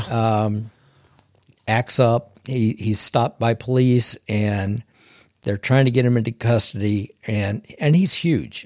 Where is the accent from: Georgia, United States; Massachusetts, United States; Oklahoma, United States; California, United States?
Oklahoma, United States; I grew up here in Oklahoma. I've been here my whole entire life